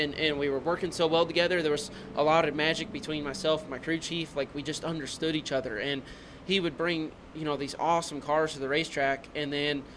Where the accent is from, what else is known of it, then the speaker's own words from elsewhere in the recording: Louisville, Kentucky, United States; moved away; also born or lived in North Carolina; We come from Louisville, Kentucky